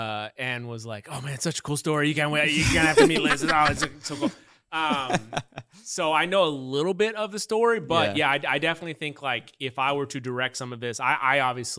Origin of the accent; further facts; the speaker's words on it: Muskogee, Oklahoma, United States; I'm from Muskogee.